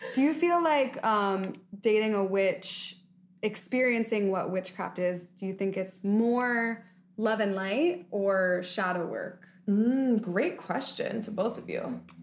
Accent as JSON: {"language": "English", "town": "Philadelphia", "region": "Pennsylvania", "country": "United States", "said": "I'm from Philly."}